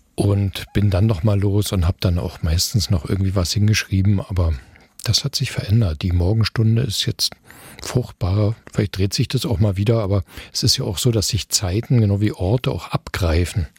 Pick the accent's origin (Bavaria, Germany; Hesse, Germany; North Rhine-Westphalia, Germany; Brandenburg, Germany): Brandenburg, Germany; Eisenhüttenstadt; moved away as an adult; now in Dresden, Germany; Eisenhüttenstadt, meine Geburtsstadt, wo ich die ersten 20 Jahre meines Lebens verbracht habe